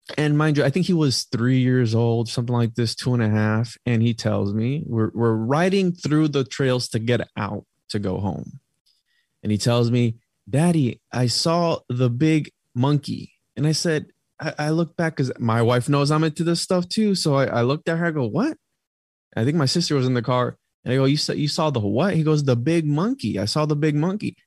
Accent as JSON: {"language": "English", "country": "Puerto Rico", "said": "I'm from Puerto Rico"}